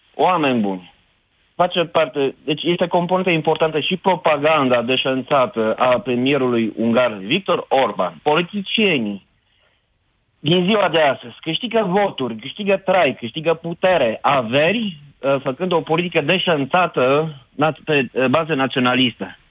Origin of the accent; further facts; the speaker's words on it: Sibiu, Sibiu County, Romania; now in Schweinfurt, Germany; sunt sibian